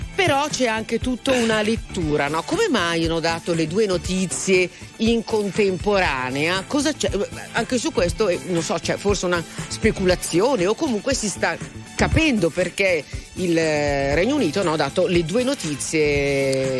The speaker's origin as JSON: {"language": "Italian", "town": "Milan", "region": "Lombardy", "country": "Italy", "said": "noi che siamo di Milano"}